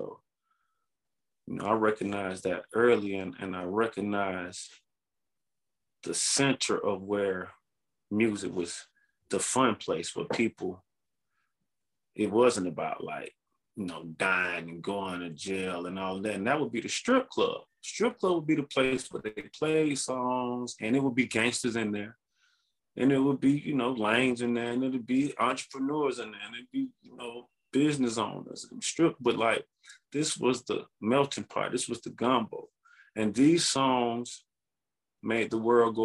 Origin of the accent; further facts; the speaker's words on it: Atlanta, Georgia, United States; we're from Atlanta.